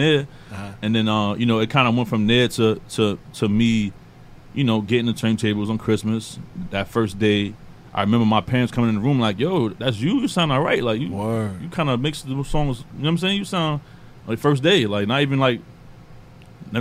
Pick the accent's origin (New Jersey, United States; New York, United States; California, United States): New York, United States; New York City; Born and raised in Queens, Southside